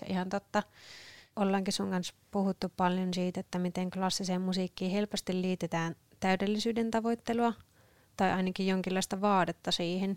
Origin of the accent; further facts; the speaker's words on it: Sievi, North Ostrobothnia, Finland; now in Kouvola, Finland; mä oon alun perin Sievistä Pohjois-Pohjanmaalta kotoisin